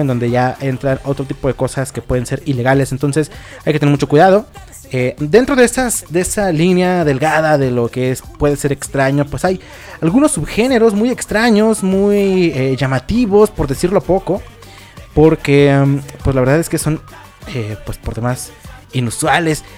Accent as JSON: {"language": "Spanish", "country": "Mexico", "said": "todos aquí somos mexicanos"}